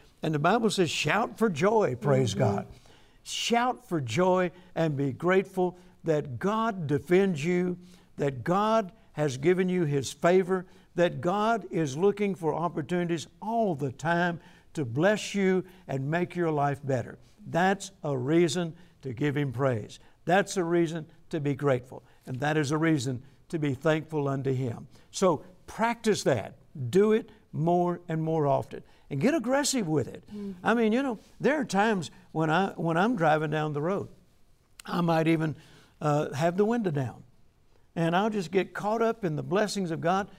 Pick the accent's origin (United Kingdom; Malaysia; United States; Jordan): United States; the South; I'm from the South